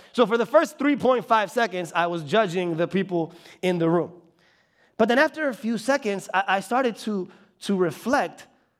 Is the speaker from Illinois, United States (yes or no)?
yes; Bartlett, Illinois, United States; also born or lived in Chicago; I actually grew up in this area. So I was born in Chicago, and then around 3rd grade, we moved out to Bartlett.